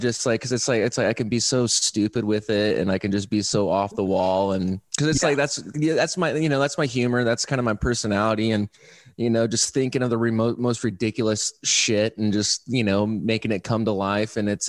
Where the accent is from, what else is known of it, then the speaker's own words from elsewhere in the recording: Fort Wayne, Indiana, United States; moved away as an adult; now in Austin, United States; I'm from Fort Wayne